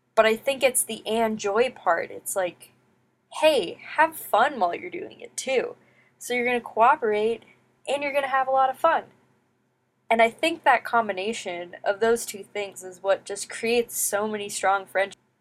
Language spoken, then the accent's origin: English; United States; growing up in the United States